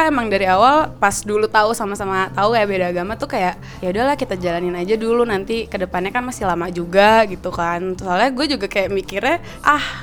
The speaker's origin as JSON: {"language": "Indonesian", "town": "Solo", "region": "Central Java", "country": "Indonesia", "said": "Soalnya kan yang gue tahu apalagi gue kan Jawanya Solo ya"}